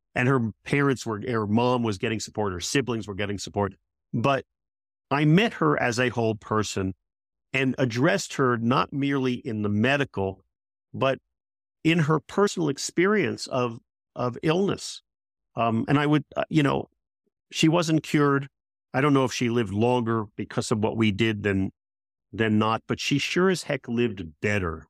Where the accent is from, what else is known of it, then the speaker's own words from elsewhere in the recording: United States; I am an American